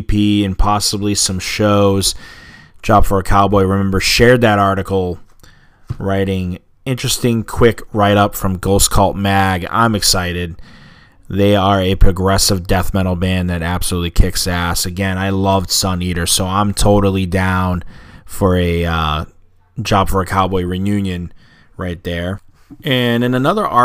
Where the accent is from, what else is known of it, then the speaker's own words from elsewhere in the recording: Boston, Massachusetts, United States; being a Bostonian